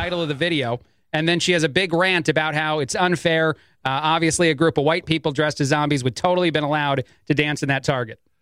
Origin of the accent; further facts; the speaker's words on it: East Coast, United States; moved away; I grew up on the East Coast